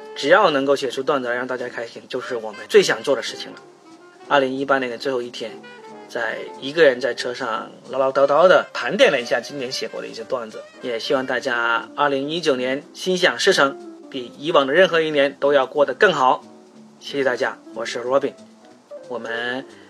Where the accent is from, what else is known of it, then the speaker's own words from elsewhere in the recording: Guangdong, China; 我们广东人啊，吃东西是不需要找任何理由的